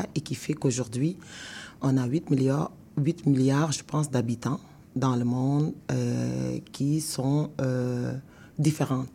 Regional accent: Senegal; now in Canada; moi, je suis sénégalaise, quand j'arrive au Canada, j'immigre au Canada mhm. parce que je, quitte mon pays qui est le Sénégal

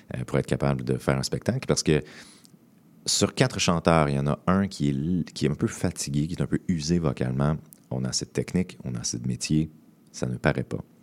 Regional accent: Montreal, Quebec, Canada; moi je viens de Montréal

